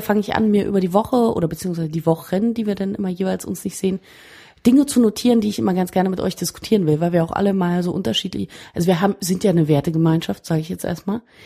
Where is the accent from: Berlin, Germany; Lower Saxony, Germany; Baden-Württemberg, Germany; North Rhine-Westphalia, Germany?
Berlin, Germany; als Berliner